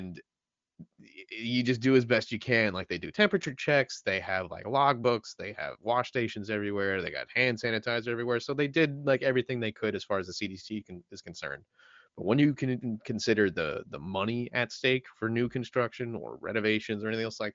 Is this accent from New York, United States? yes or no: yes; New York City, New York, United States; I'm a BK guy